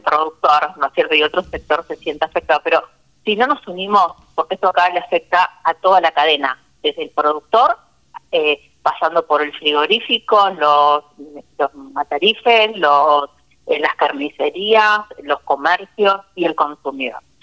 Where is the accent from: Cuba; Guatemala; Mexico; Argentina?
Argentina; Santa Fe; desde mi tierra, Santa Fecina.